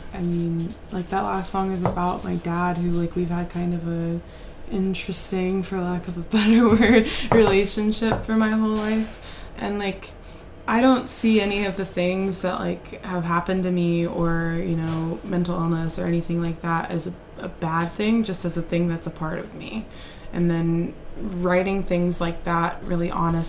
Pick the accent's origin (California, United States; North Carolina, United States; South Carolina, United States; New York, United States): North Carolina, United States; moved away as an adult; also born or lived in Granville, Ohio; I'm originally from North Carolina